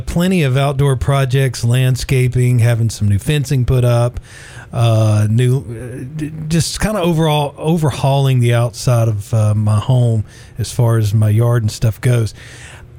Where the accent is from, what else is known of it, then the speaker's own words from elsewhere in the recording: Walker County, Georgia, United States; also born or lived in Chickamauga, Georgia; now in East Brainerd, United States; I actually live in East Brainerd, but I grew up in Walker County